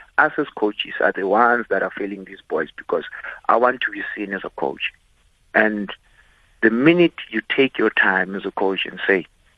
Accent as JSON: {"language": "English", "country": "South Africa", "said": "I'm a South African"}